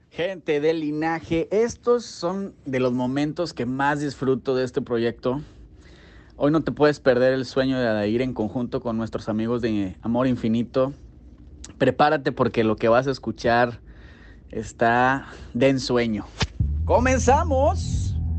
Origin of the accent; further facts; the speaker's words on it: Monterrey, Nuevo León, Mexico; yo soy de Monterrey, estoy en Monterrey